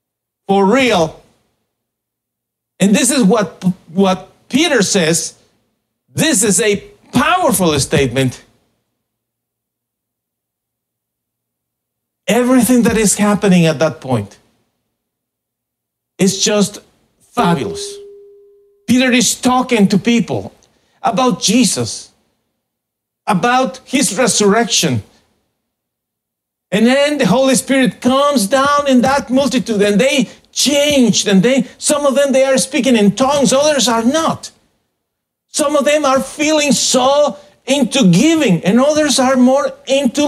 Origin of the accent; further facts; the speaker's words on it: Guatemala; moved away; I was born in Guatemala and I am the pastor